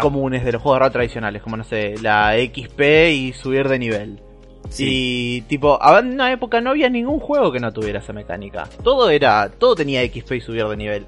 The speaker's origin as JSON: {"language": "Spanish", "region": "Santa Fe", "country": "Argentina", "moved": "yes", "said": "soy de un pueblo muy chiquitito en la provincia de Santa Fe"}